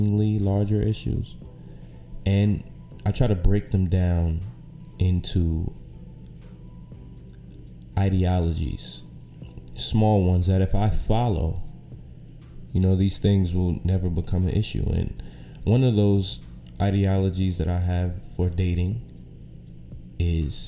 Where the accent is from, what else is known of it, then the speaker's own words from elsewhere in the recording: New York City, New York, United States; also born or lived in Syracuse, New York; I'm from right here, from Brooklyn, New York. Grew up here